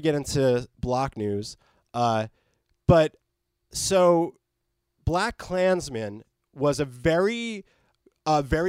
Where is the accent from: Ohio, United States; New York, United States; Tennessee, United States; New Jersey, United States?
New Jersey, United States; now in California, United States; I come from New Jersey, so I didn't live in L.A. like Daniel